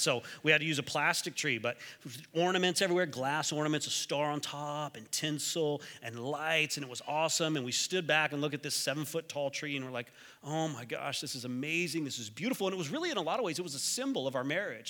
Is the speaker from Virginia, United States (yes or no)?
no; Texas, United States; moved away; I'm from Texas